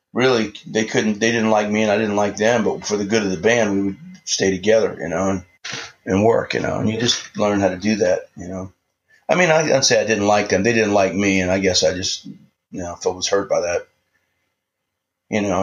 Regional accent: New Orleans, Louisiana, United States; I grew up in New Orleans

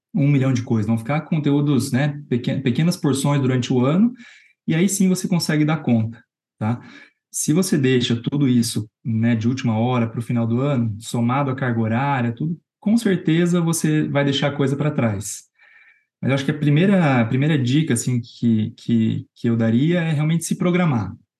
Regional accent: Londrina, Paraná, Brazil; moved away as an adult; now in São Paulo, Brazil; Eu sou de Londrina. Eu sou formado na Universidade Estadual de Londrina. Eu vim para São Paulo

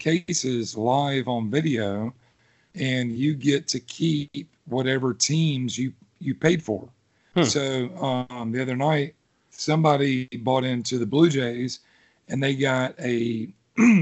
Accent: Loganville, Georgia, United States; the same town I grew up in. Well, okay. The neighboring town

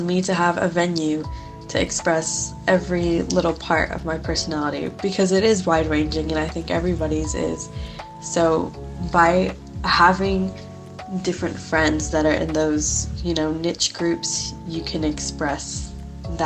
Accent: Texas, United States; from Texas, United States

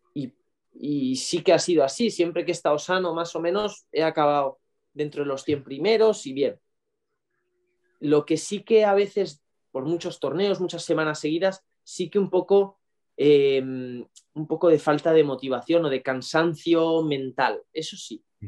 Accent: Valencia, Valencian Community, Spain; born or raised there; also born or lived in Cuenca

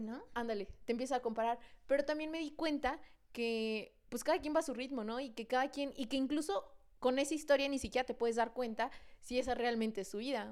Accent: San Luis Potosí, Mexico; Somos dos amigas potosinas

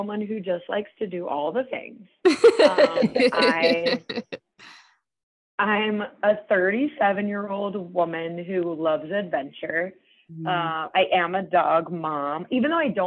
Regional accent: New Orleans, Louisiana, United States; I'm from New Orleans

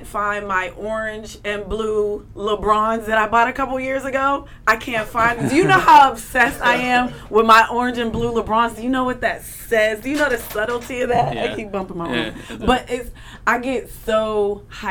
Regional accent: Pittsburgh, Pennsylvania, United States; moved away as an adult; now in New York, United States; I'm from Pittsburgh.

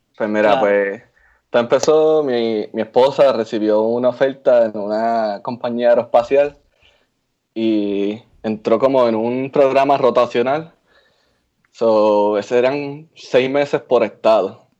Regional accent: Río Grande, Puerto Rico; moved away; soy de Río Grande, Puerto Rico

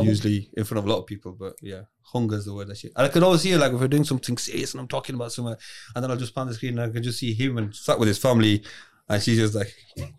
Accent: Bradford, Yorkshire and the Humber, United Kingdom; accent: Bradford; So I'm Northern, but I'm from Bradford specifically.

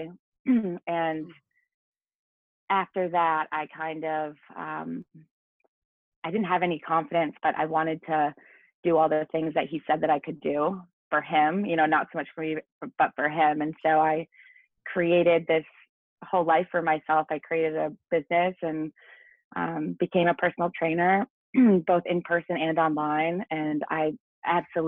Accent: Maine, United States; moved away as an adult; now in South Florida, United States; I'm originally from Maine. So I live in South Florida now

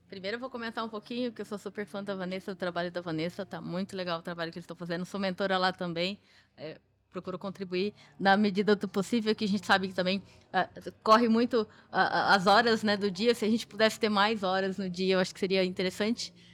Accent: Cuiabá, Mato Grosso, Brazil; eu sou de Cuiabá, Mato Grosso

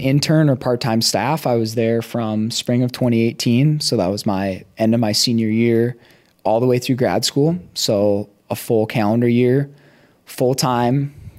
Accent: Elk River, Minnesota, United States; I grew up on kind of like a small hobby farm. So like I'm just so I went to Elk River high school. And I grew up

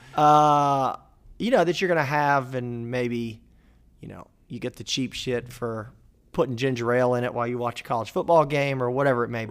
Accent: Jacksonville, Florida, United States; my hometown of Jacksonville, Florida

